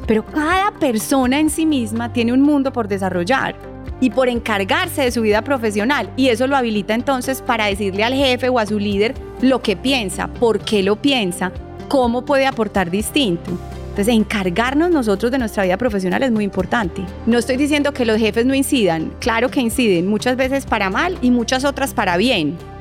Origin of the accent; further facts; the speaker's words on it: Colombia; Somos colombianos y nos sentimos orgullosos de eso